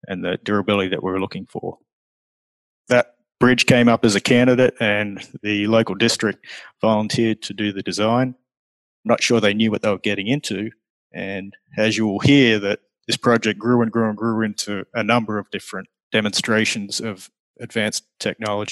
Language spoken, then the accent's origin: English; Australia; moved away as an adult; now in Florida, United States; I came over here originally from Australia